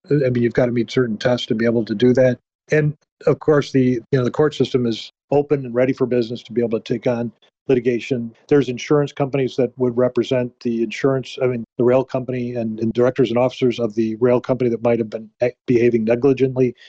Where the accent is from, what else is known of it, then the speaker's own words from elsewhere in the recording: Illinois, United States; I'm from Illinois